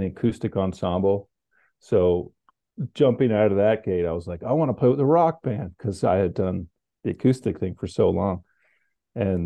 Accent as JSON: {"language": "English", "region": "Connecticut", "country": "United States", "tie": "born or raised there", "also_born_or_lived": "New Mexico", "said": "I grew up in Connecticut and my father lived in New Mexico. So I was introduced to the West, but I was mostly a Connecticut fella"}